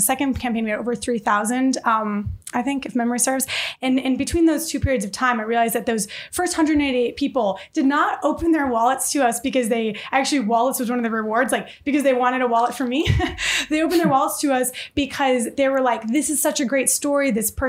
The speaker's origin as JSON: {"language": "English", "town": "Detroit", "region": "Michigan", "country": "United States", "tie": "born or raised there"}